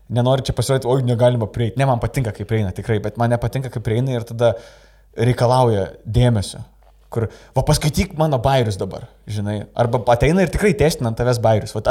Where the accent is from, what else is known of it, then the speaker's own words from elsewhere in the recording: Lithuania; moved away as an adult; also born or lived in England; aš iš Anglijos grįžau, e, stand-upinau Angliją ir čia grįžau dabar.